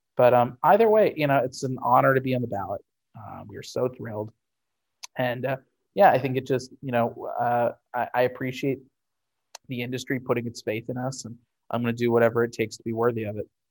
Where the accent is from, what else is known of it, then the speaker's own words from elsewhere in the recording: St. Louis, Missouri, United States; Fantasy Shop in St. Louis, my hometown store